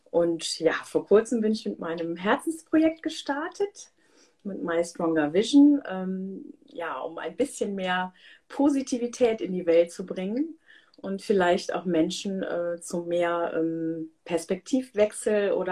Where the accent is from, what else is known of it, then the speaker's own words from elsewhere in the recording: Germany; born there; Ich äh, bin halbe Inderin, ähm, aber hier in Deutschland geboren, ähm, wohne in der Nähe von Köln